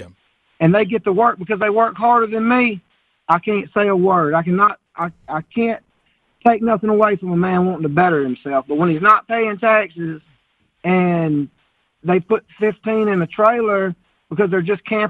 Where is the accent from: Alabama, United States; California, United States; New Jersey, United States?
Alabama, United States; Bama; born or raised there